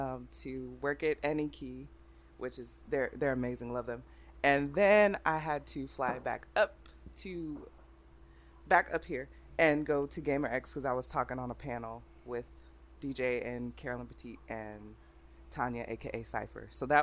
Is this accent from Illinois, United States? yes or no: no; Oakland, California, United States; Oakland, California. Oh, okay. So it, you know, I went to a school where it was maybe like four white people and the rest were blacks and Asians and Mexicans